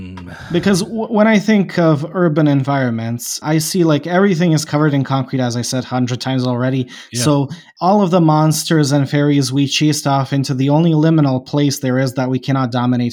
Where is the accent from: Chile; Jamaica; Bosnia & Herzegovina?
Bosnia & Herzegovina; I don't know if I told you, I'm from Bosnia.